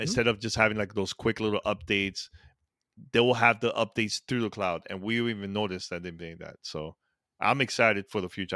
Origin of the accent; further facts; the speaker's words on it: New York City, New York, United States; I grew up in that, that, you know, New York City